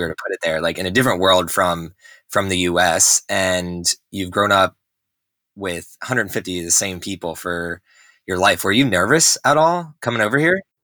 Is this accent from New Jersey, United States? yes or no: yes; New Jersey, United States; moved away; also born or lived in Texas; I grew up in New Jersey